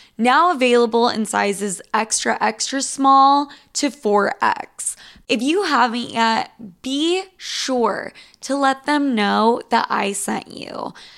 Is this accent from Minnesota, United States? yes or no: no; Utah, United States; I'm from fucking Utah